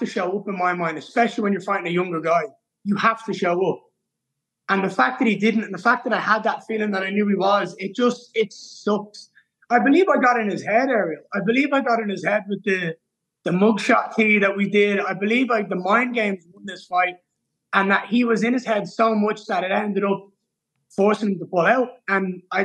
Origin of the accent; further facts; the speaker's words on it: Ireland; I'm Irish